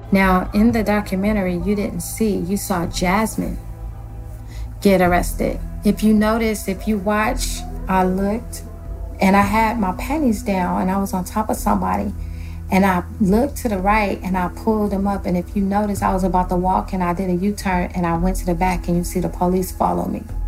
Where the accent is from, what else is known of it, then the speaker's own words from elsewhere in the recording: Los Angeles, California, United States; I am from Los Angeles, California